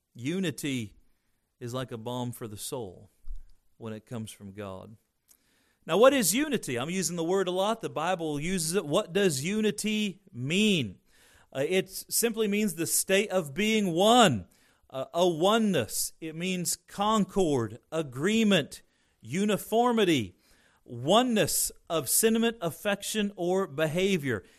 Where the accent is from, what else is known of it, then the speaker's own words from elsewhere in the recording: Indiana, United States; growing up in Indiana